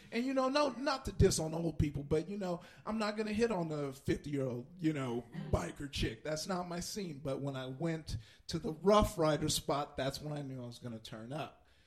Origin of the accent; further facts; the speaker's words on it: Compton, California, United States; I grew up in Compton